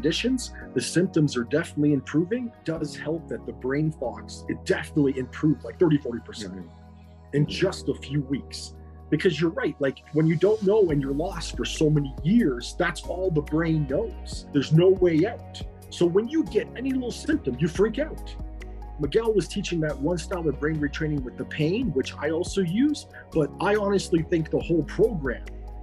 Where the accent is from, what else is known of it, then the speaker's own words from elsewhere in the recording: Ontario, Canada; I'm from Ontario, Canada